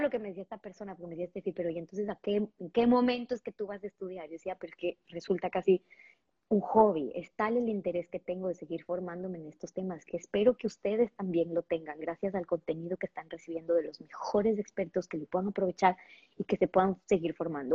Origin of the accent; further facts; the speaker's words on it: Ecuador; en Ecuador, de donde yo soy, de acá en Ecuador.